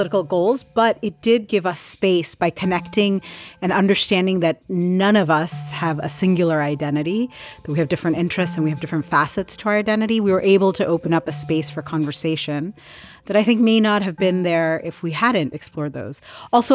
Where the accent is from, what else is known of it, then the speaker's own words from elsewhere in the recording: Ohio, United States; also born or lived in Atlanta, Georgia; I was born in Atlanta, Georgia. You could say I'm a Southern peach, but I'm actually grew up in Ohio